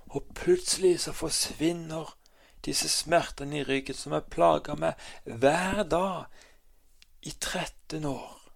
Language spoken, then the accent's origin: Norwegian; Kristiansand, Agder, Norway; Jeg er født og oppvokst i Kristiansand